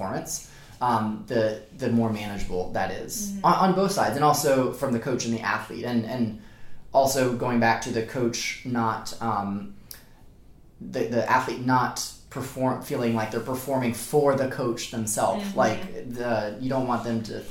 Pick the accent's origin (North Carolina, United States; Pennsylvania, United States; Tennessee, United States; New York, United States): North Carolina, United States; Charlotte; moved away as an adult; now in Charleston, United States; I grew up mostly in Charlotte